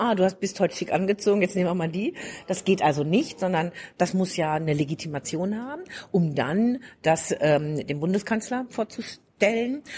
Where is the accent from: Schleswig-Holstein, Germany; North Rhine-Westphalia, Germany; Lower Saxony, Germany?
North Rhine-Westphalia, Germany; Ostwestfalen-Lippe; now in Bavaria, Germany; ich komme aus Ostwestfalen-Lippe, mhm. also Preußen, und äh, wohne aber seit vielen Jahrzehnten in Bayern